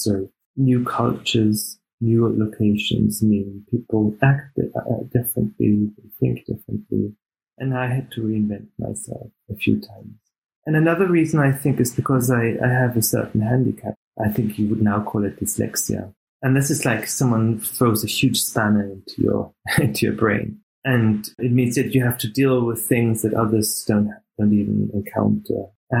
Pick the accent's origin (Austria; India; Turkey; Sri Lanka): Austria; English is a second language; also born or lived in Canada / Germany / Australia; I was born in Canada, and I was raised in Austria and Germany. I had the pleasure to live in Australia